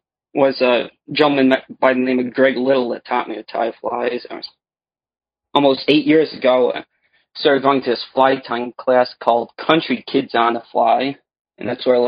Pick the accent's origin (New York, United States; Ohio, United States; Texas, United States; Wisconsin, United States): New York, United States; Olean; Well, I'm from Olean, New York. It's in western New York, about 60 miles south of Buffalo.